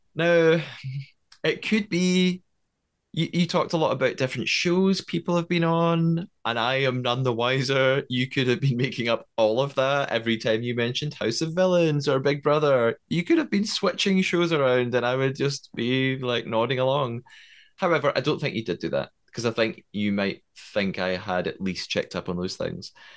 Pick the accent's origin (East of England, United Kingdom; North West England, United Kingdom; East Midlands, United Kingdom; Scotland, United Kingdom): Scotland, United Kingdom; accent: Scottish; I am Scottish. I'm living in Scotland